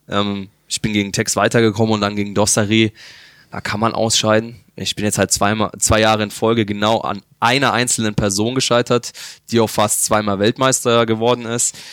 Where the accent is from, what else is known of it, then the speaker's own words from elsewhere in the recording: Bavaria, Germany; moved away as an adult; now in Bochum, Germany; ich komme aus Bayern ähm, als kleines Kind.